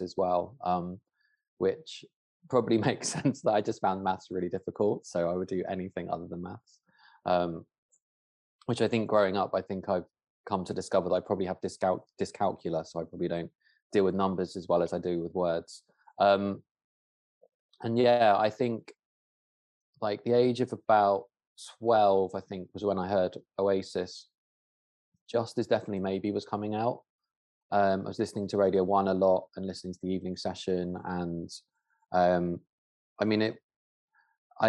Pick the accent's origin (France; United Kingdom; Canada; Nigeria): United Kingdom; Dorset, South West England; where I grew up in Dorset